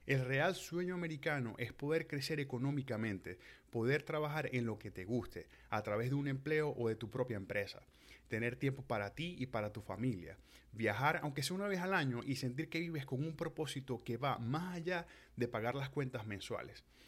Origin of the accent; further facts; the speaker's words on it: Venezuela; moved away; nosotros como venezolanos